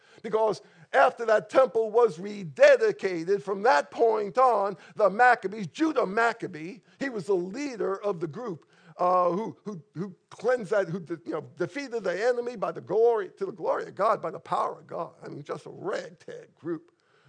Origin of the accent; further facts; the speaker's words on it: New York, United States; But I grew up in New York, an intensely Jewish area.